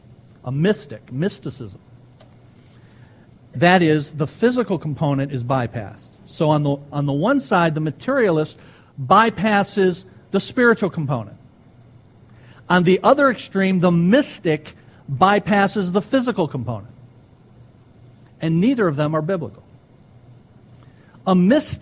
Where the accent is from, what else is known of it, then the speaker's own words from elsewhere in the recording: Ecorse, Michigan, United States; I grew up an Ecorsian. I'm not sure if that's a word, but I grew up in Ecors